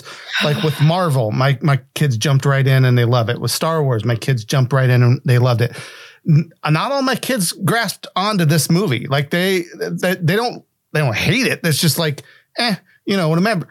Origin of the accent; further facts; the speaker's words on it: West Virginia, United States; I grew up in West Virginia